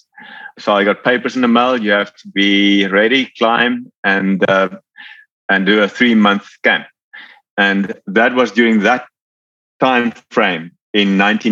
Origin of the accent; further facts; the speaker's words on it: Cape Town, Western Cape, South Africa; moved away as an adult; now in Georgia, United States; I'm from South Africa originally, born and raised in Cape Town.